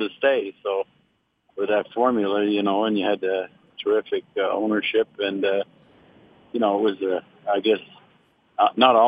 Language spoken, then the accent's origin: English; Montreal, Quebec, Canada; I was growing up in Montreal